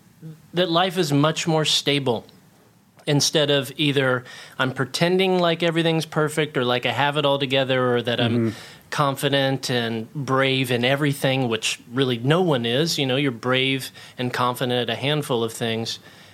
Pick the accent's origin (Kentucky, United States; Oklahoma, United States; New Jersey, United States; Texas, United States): Oklahoma, United States; I grew up in Oklahoma, like I was mentioning, and then we moved to a place with a little bit of land. And so we call it the ranch.